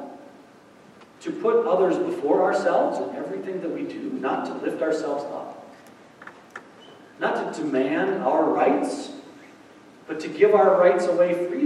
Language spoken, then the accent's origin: English; United States